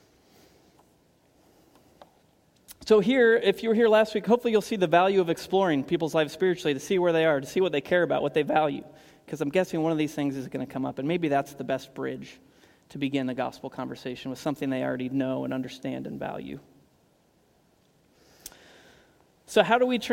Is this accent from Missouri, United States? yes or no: no; Kansas, United States; moved away as an adult; now in Portland, United States; I grew up in Kansas